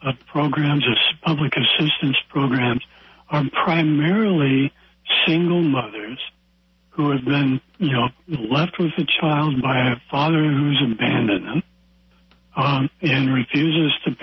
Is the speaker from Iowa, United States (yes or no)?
yes; Iowa, United States; in my hometown in Iowa